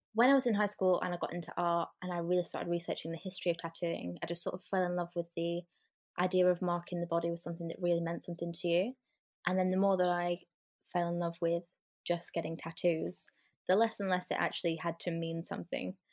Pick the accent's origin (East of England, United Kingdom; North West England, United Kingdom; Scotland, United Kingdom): North West England, United Kingdom; Lancashire; I am from the North, Lancashire, in England